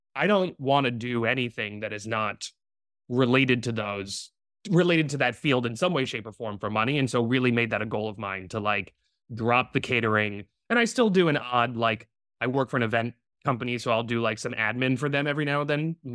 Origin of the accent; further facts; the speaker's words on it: Providence, Rhode Island, United States; moved away as an adult; now in New York, United States; I was born and raised in Providence, Rhode Island